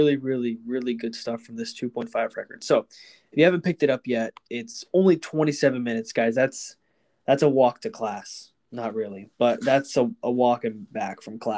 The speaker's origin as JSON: {"language": "English", "town": "Houston", "region": "Texas", "country": "United States", "said": "we're from Houston"}